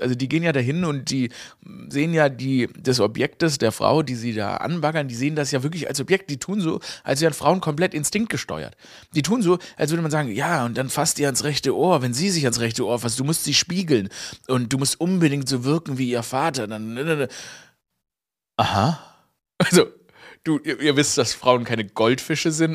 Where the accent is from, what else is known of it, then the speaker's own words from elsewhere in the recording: Stuttgart, Baden-Württemberg, Germany; moved away; Ich war in meiner Heimat Stuttgart, ne, aufgewachsen im Kessel